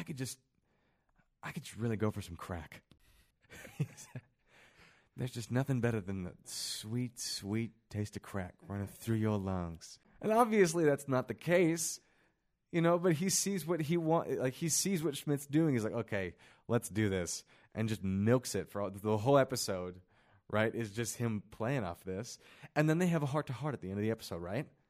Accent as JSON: {"language": "English", "town": "Kansas City", "region": "Missouri", "country": "United States", "tie": "born or raised there", "moved": "yes", "lives_now": "Utah, United States", "said": "I grew up in Kansas City where a lot of my friends were Tongans, black guys."}